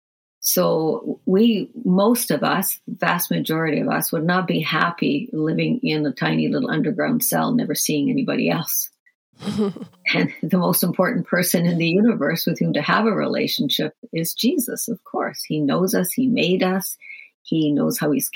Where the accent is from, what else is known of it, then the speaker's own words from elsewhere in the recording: Ireland; I'm from Ireland